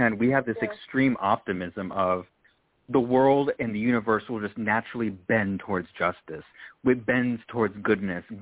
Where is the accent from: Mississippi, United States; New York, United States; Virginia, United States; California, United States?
California, United States; I always say I'm from California and I get